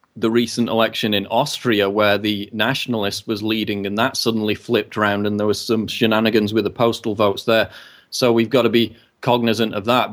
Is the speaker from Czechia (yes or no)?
no; United Kingdom; as a British citizen